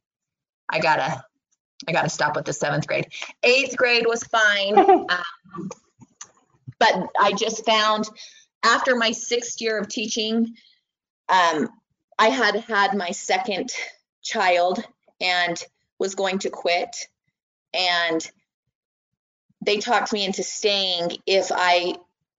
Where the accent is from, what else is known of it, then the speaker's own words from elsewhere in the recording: American Fork, Utah, United States; when I'm from American Fork, he was there when I went to school at American Fork Junior